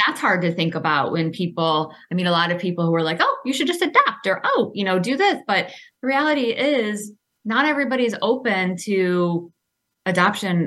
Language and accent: English; Clawson, Michigan, United States; I grew up in Clawson, small town